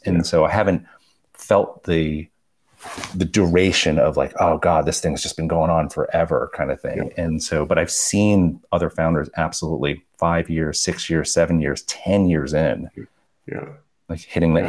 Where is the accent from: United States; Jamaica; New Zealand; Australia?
United States; New York; Like we're both immigrants. We grew up in New York and Flushing